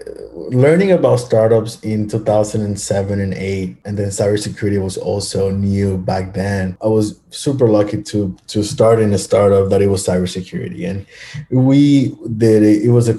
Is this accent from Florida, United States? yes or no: yes; Miami, Florida, United States; now we do have employees all over the United States, but kind of the headquarters started here in my hometown.